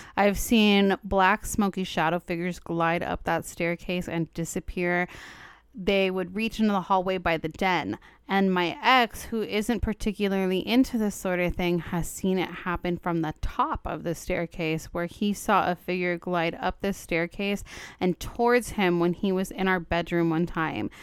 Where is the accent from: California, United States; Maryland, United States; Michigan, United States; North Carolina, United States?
California, United States; Los Angeles; I'm from Los Angeles, born and bred